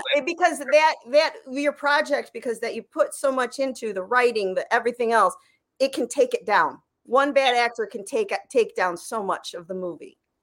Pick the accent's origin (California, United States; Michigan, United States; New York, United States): Michigan, United States; moved away